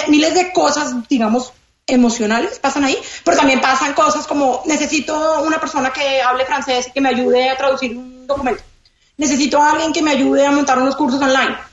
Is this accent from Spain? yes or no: no; Colombia; moved away as an adult; now in Miami, United States; soy colombiana